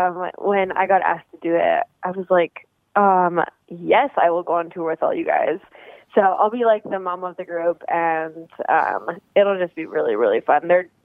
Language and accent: English; Alberta, Canada; I'm from Alberta